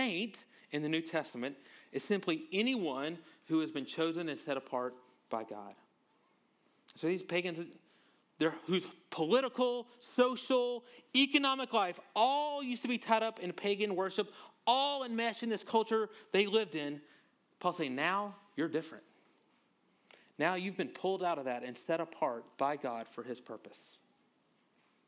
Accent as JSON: {"language": "English", "region": "Louisiana", "country": "United States", "said": "I'm from Louisiana"}